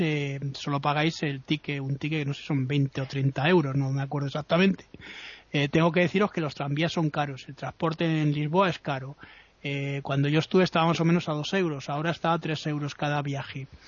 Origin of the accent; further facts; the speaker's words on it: Madrid, Community of Madrid, Spain; yo he visto nevadas cuando era pequeño aquí en Madrid